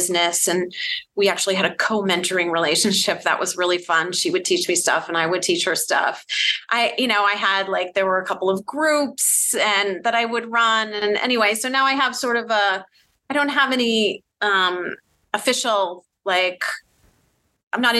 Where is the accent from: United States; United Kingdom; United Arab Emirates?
United States; Boston, Massachusetts; moved away as an adult; also born or lived in New York; I'm originally from the Boston area